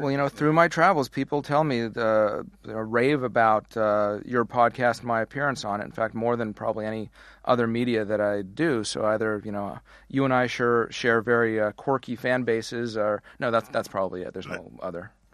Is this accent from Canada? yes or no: yes; Canada; moved away as an adult; now in United States; how we immigrated to the wrong side of the border